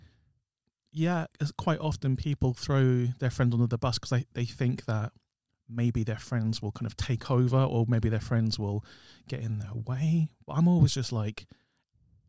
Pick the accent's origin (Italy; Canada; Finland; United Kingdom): United Kingdom; London; me and you are from South London as well.